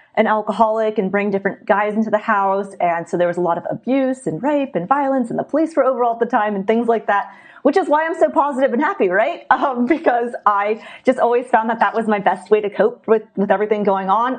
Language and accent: English; San Diego, California, United States; I was born and raised in San Diego, California